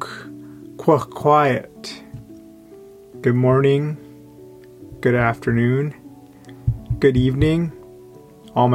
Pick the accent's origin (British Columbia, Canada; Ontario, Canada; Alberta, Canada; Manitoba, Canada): British Columbia, Canada; Yaqan Nukiy; moved away; also born or lived in Coast Salish territories (Vancouver area); I actually went to the school on my reservation where I'm from Yakanuki. So, you know, I'm Tunaha